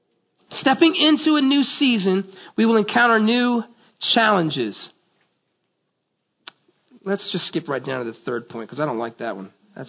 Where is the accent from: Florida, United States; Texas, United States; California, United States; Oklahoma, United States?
Florida, United States; But I grew up in Florida, and every year we would have forest fires.